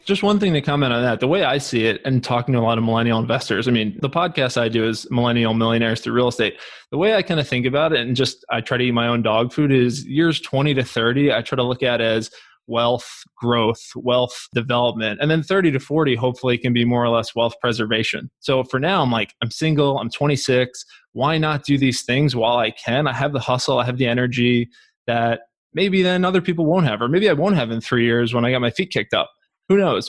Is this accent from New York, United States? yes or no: yes; Long Island, New York, United States; I grew up in Long Island, New York